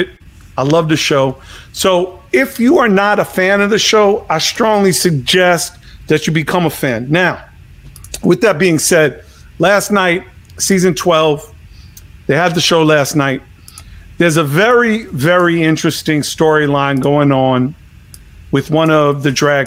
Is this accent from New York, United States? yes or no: yes; New York, United States; When I was growing up in New York